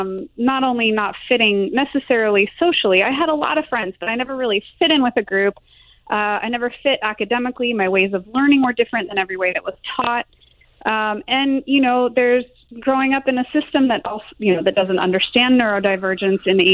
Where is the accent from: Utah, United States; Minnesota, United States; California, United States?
Utah, United States; Salt Lake City; moved away; I grew up in Salt Lake City for a while